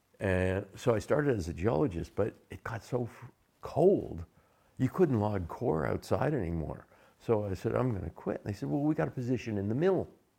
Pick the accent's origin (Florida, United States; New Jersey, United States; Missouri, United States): Florida, United States; also born or lived in Pennsylvania; Well, I don't even remember when I was born in the Pennsylvania Dutch area. And so very young age, the family moved down to Florida.